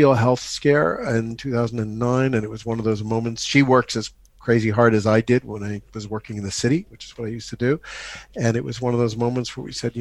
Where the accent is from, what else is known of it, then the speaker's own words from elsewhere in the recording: New York City, New York, United States; moved away as an adult; also born or lived in France; now in Cotswolds, United Kingdom; 90th and Madison in Manhattan, which is where I grew up. But I grew up in New York City